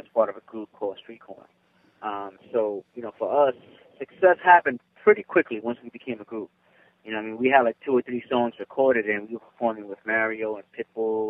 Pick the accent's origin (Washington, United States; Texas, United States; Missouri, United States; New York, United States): New York, United States; New York City; I'm actually from the Bronx, New York.